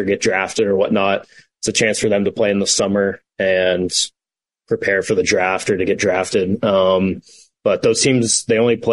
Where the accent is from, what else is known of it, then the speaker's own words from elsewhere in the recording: Knoxville, Tennessee, United States; moved away as an adult; originally from Knoxville, born there, grew up there, lived there basically my whole adult life